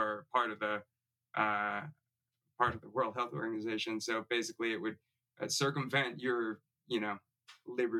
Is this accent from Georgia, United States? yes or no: no; Chicago, Illinois, United States; I grew up in the Chicago area.